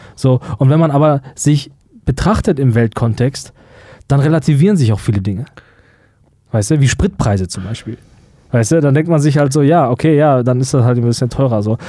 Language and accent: German; Germany; wir als Deutsche